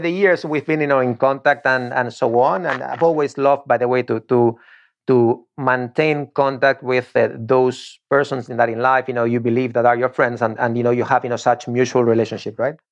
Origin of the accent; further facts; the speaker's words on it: Torrejón de Ardoz, Community of Madrid, Spain; English is a second language; moved away as an adult; now in Florida, United States; one of the teams of my hometown, meaning Torrejon